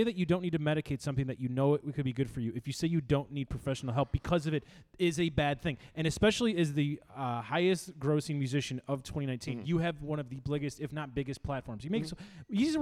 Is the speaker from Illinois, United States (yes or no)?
yes; Chicago, Illinois, United States; I'm from Chicago